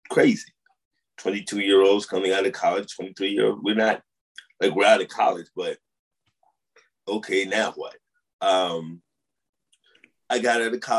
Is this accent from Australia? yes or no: no; St. Louis, Missouri, United States; also born or lived in Upstate New York / Boston; You know, I came from St. Louis to upstate New York to Boston to Jersey for college.